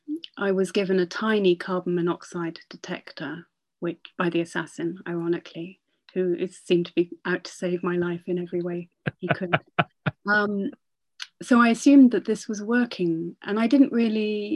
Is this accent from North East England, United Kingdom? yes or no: yes; Northumberland, North East England, United Kingdom; now in Oxford, United Kingdom; When I was growing up in Northumberland